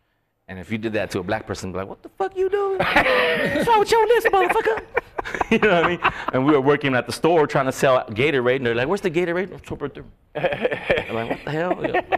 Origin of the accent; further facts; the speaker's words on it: Philippines; Well, pretty much my family and being Filipino